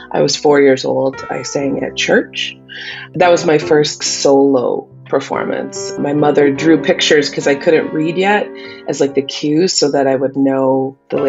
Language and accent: English; Northern Alberta, Canada; Growing up in Northern Alberta as a Native girl